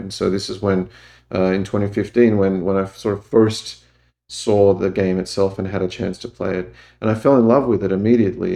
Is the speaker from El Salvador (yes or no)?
no; Australia; moved away as an adult; I grew up in Australia.